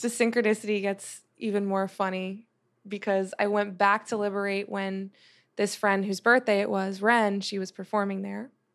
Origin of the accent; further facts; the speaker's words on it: New Jersey, United States; moved away as an adult; also born or lived in Long Island, New York; now in Los Angeles, United States; when I moved from Long Island to Jersey